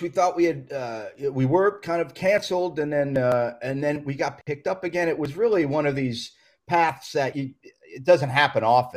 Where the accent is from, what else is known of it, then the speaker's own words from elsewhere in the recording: Florida, United States; moved away as an adult; also born or lived in Queens, New York / New York; now in Los Angeles, United States; I went down to Florida and grew up down there